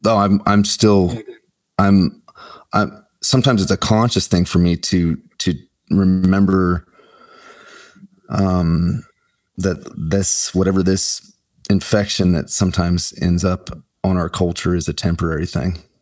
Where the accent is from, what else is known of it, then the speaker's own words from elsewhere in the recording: Omaha, Nebraska, United States; I grew up in Omaha, Nebraska, so I went to school in University of Nebraska Lincoln